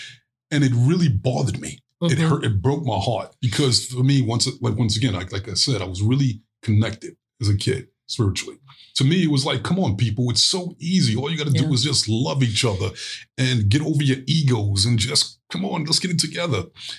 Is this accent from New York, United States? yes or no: yes; Brooklyn, New York, United States; But as I got older, growing up in Brooklyn, it was like, there's no way I'm going to survive on the streets of Brooklyn being Mr. Loving, spiritual, nice guy.